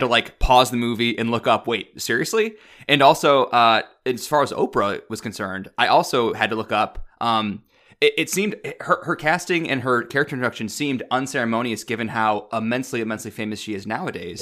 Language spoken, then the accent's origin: English; Midwest, United States; I'm also from the Midwest